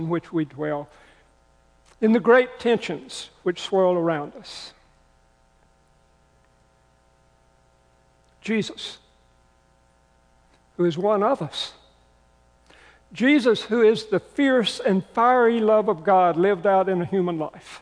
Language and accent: English; the South, United States; I grew up in the South. I grew up hearing hellfire and damnation preaching